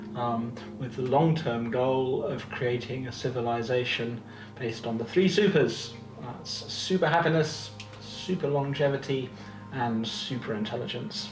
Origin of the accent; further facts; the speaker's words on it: United Kingdom; I'm British